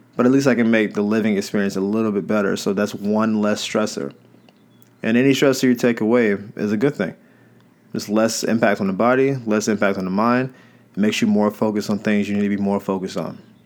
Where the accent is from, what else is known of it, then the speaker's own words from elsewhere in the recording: the South, United States; I'm from the South